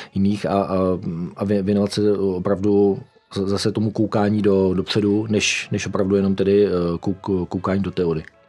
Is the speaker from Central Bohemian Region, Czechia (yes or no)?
no; Ostrov, Karlovy Vary Region, Czechia; Narodil jsem se e, v Ostrově, což je na Karlovarsku, v roce 73.